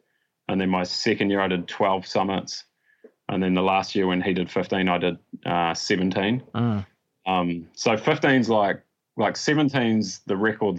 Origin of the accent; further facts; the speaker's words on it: Dunedin, Otago, New Zealand; In Dunedin. {S2} Yeah. {S3} Yeah. Yeah. So out on the Tauri Plains there by the airport.